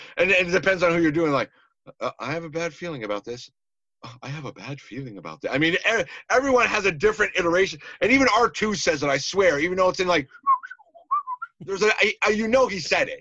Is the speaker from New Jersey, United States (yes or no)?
no; New York, United States; I grew up like in New York